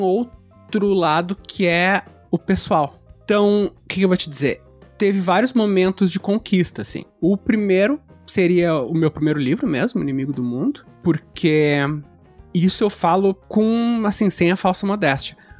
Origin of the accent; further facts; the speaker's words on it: Pelotas, Rio Grande do Sul, Brazil; Nasci em Pelotas, Rio Grande do Sul